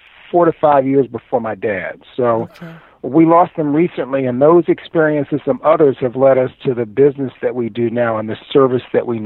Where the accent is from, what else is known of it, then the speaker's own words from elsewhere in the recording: New York City, New York, United States; moved away as an adult; also born or lived in Tallahassee, Florida; now in Miami, United States; I was raised in Harlem